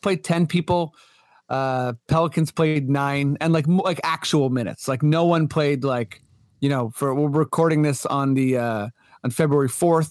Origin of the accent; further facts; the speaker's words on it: Canada; as a Canadian